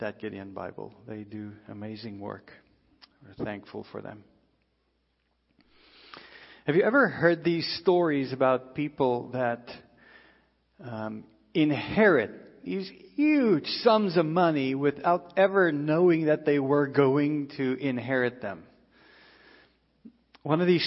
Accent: South Africa; moved away; we grew up in South Africa

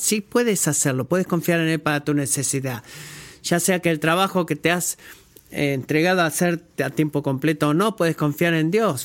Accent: United States; como un americano

